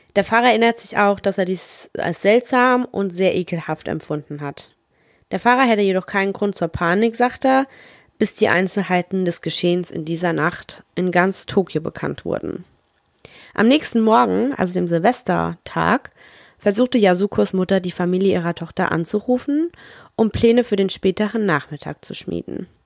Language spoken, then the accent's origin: German; Germany; bei uns in Deutschland